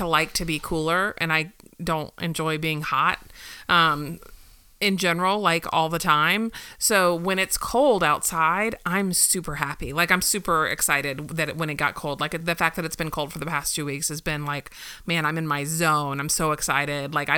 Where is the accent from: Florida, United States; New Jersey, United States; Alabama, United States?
Florida, United States; I lived here my whole life